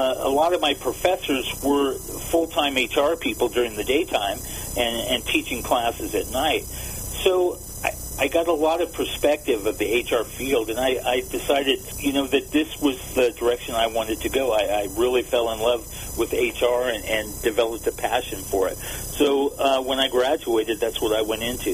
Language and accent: English; Whittier, California, United States; I'm a Southern California kid, grew up, born and raised in Southern California, grew up in Whittier